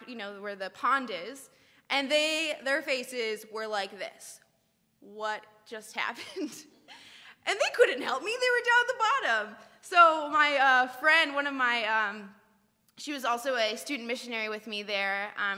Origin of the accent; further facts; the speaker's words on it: California, United States; moved away; also born or lived in Ireland; I grew up in California